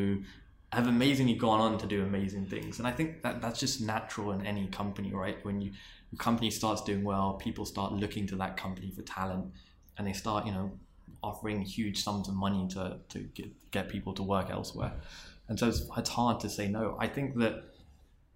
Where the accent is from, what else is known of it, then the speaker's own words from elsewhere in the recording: London, United Kingdom; moved away; I was from London and I was born in Queen's Park